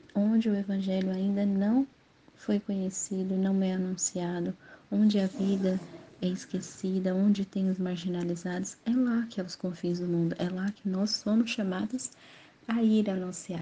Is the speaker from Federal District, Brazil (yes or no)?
no; Guarulhos, São Paulo, Brazil; moved away as an adult; now in Colatina, Brazil; sou natural de Guarulhos, São Paulo. Atualmente estou morando aqui em Colatina faz exatamente oito meses.